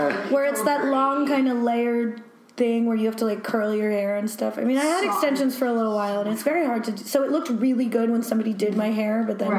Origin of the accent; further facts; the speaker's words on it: New Jersey, United States; moved away as an adult; also born or lived in Brooklyn, New York; I grew up in Jersey, and then I lived in Brooklyn for a little while, and then I moved here.